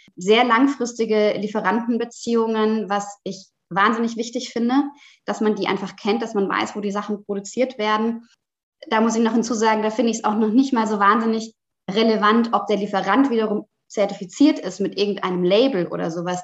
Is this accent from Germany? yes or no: yes; Rhineland-Palatinate, Germany; now in Hamburg, Germany; Ich bin eigentlich aufgewachsen in Süddeutschland, in der schönen Pfalz